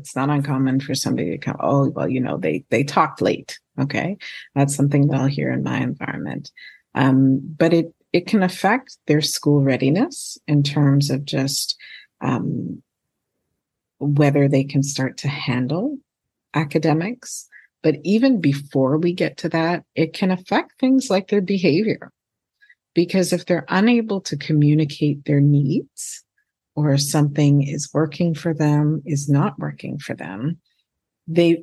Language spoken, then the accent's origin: English; Montreal, Quebec, Canada; first language English; moved away; also born or lived in Turks and Caicos; I was born in Montreal, which is in Quebec, which is the French-speaking province of Canada, I actually went to school in French before I went to school in English